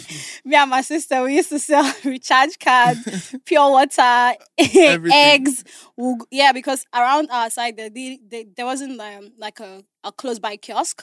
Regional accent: Abuja, Federal Capital Territory, Nigeria; I grew up in Abuja. Okay. You know, my whole family is still in Abuja.

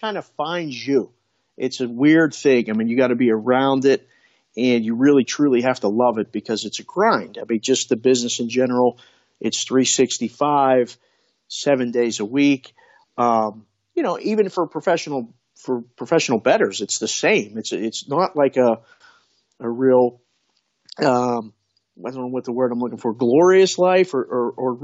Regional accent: Pittsburgh, Pennsylvania, United States; moved away; also born or lived in Las Vegas; I was born and raised in Pittsburgh, grew up, born in 1970.

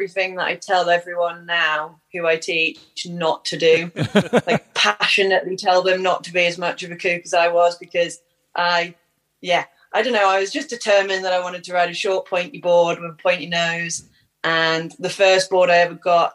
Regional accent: Newcastle upon Tyne, North East England, United Kingdom; I'm a surfer from Newcastle in the northeast of England

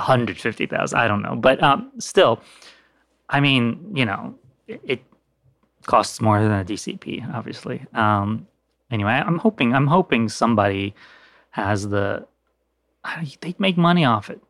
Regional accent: Turkey; moved away; I grew up in Turkey

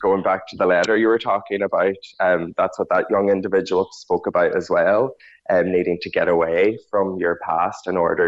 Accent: Ulster, Ireland; But I definitely did feel like an alien growing up in Donegal, that there was no place there for me.

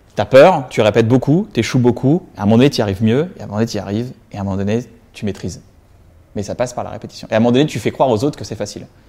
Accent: Reims, Grand Est, France; J'ai grandi à Reims, donc à 120 km de Paris.

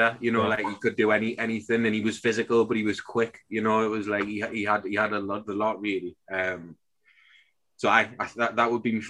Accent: Newcastle upon Tyne, North East England, United Kingdom; as a Geordie, obviously growing up

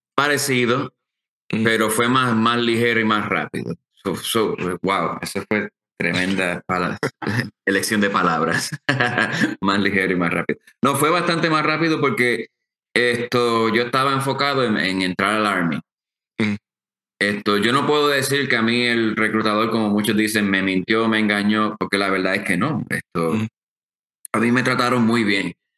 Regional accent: Aguadilla, Puerto Rico; moved away as an adult; also born or lived in Mayagüez, Puerto Rico / Washington State; nací en Mayagüez y me crié en Aguadilla

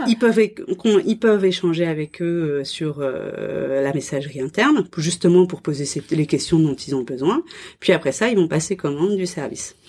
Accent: France; moved away as an adult; now in Nantes, France; je suis française

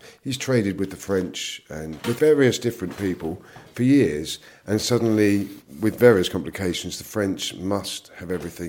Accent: United Kingdom; we're complaining as British farmers

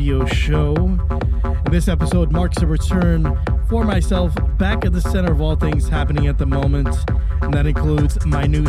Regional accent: Hawaii, United States; moved away; I was born in Hawaii

